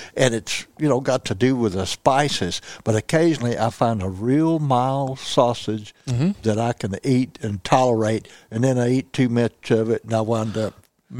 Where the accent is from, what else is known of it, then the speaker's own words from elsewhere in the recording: the South, United States; I'm from the South.